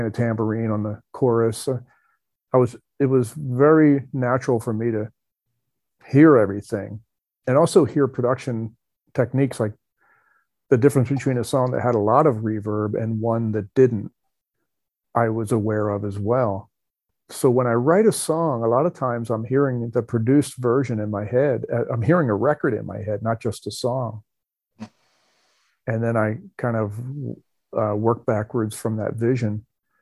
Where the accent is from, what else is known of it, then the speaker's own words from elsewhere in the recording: New Jersey, United States; I grew up in New Jersey